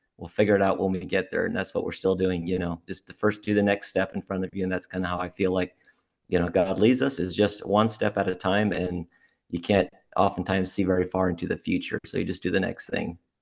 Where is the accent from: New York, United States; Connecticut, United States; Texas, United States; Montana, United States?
Montana, United States; moved away as an adult; now in Alaska, United States; I was born in Montana.